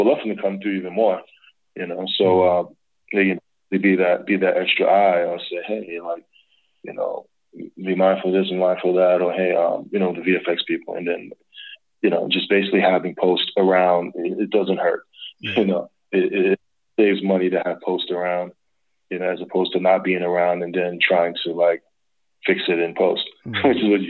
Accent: New York, United States; I'm from New York, so many years I was a grip technician in New York.

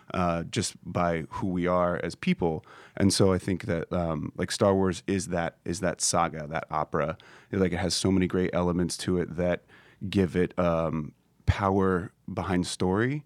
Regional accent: Kansas City, Missouri, United States; I'm from Kansas City, we don't make films in Kansas City

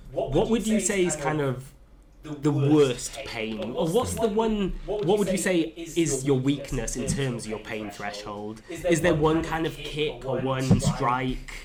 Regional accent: Welsh, Wales, United Kingdom; being Welsh

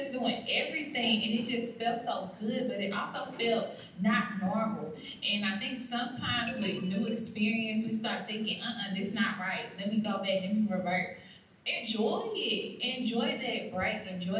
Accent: St. Louis, Missouri, United States; now in Mississippi, United States; I'm from St. Louis, so being in Mississippi, that's like 7 hours away.

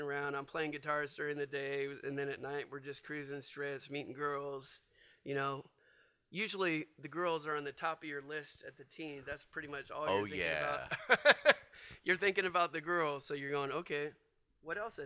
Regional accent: Bay Area, Northern California, United States; moved away as an adult; also born or lived in Philadelphia; I was in the Bay Area. That's where I grew up.

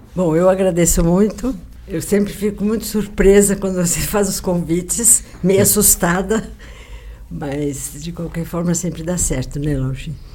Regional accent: São Paulo, Brazil; also born or lived in Rio de Janeiro; Eu estudei na Caetano de Campos.

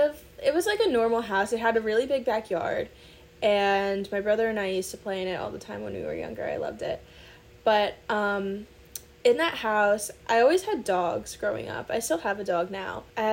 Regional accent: Rockland County, New York, United States; I'm from New York, but I'm not from the city. So I'm from about half an hour outside the city in Rockland County. Shout out to you guys if you're listening from there. I grew up in a suburban area.

